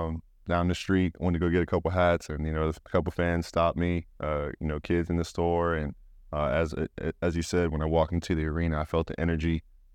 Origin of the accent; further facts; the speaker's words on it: Utah, United States; born there; Yeah, well, for anyone that doesn't know, I'm a military brat, and I was born here in Hill Air Force Base.